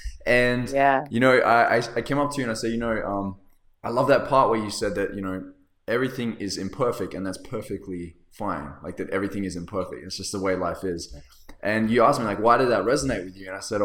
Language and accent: English; Los Angeles, California, United States; because I was just … from South Central LA. I had my down and outs, my ups and downs.